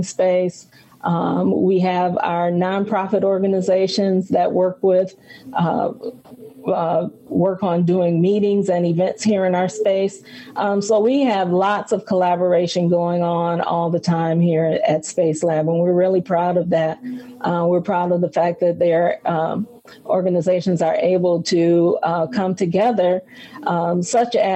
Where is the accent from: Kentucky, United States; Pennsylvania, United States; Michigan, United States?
Michigan, United States; Flint; now in Detroit, United States; I'm originally from Flint, Michigan, and I aspired to come to Detroit